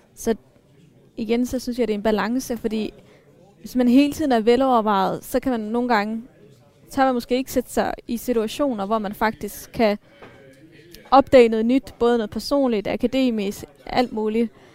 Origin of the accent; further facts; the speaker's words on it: Denmark; jeg er ikke etnisk dansker, øh, men jeg er vokset op her